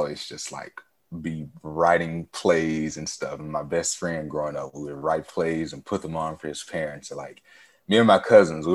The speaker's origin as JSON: {"language": "English", "region": "Arkansas", "country": "United States", "tie": "born or raised there", "accent": "drawl", "said": "if I'm back in my hometown"}